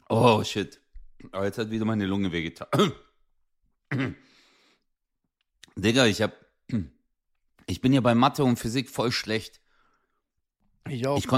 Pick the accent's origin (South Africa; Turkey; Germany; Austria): Turkey; Guck mal, ich, ich bin Türke.